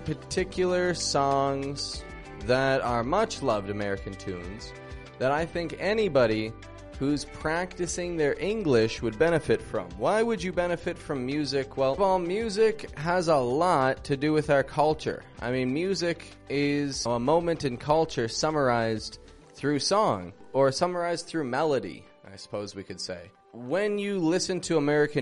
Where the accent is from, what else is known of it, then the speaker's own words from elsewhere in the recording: Toronto, Ontario, Canada; I'm from Toronto, Canada